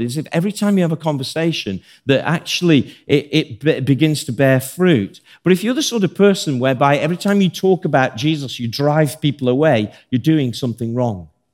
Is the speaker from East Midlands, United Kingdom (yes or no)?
no; Birmingham, West Midlands, United Kingdom; I'm from Birmingham